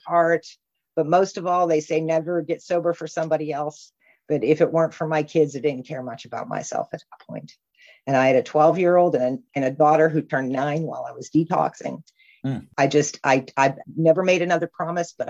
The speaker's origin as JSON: {"language": "English", "town": "Punxsutawney", "region": "Pennsylvania", "country": "United States", "said": "I'm from Punxsutawney, Pennsylvania."}